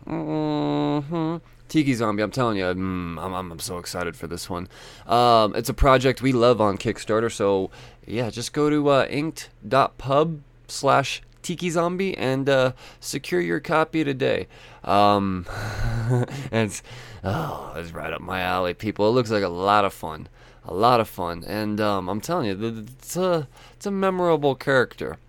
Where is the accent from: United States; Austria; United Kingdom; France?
United States; me as an American